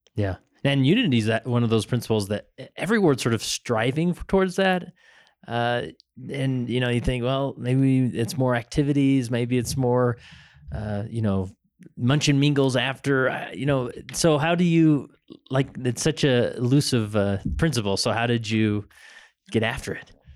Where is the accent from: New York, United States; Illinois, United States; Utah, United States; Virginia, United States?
Utah, United States; accent: Utah; my Utah accent